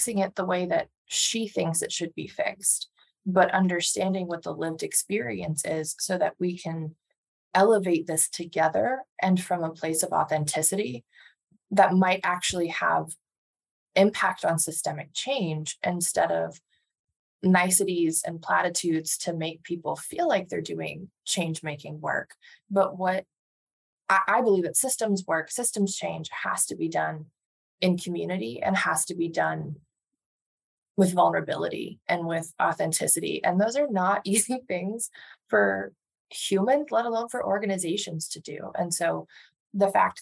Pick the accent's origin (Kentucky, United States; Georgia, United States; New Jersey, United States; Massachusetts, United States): Massachusetts, United States; Andover; I grew up outside of Boston with parents that were not from the Boston area